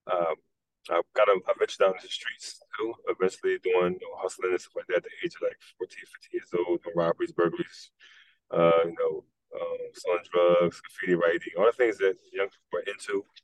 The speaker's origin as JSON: {"language": "English", "town": "Philadelphia", "region": "Pennsylvania", "country": "United States", "tie": "born or raised there", "also_born_or_lived": "North Carolina", "said": "moved to Philadelphia when I was probably six months, and we've been in Philadelphia ever since."}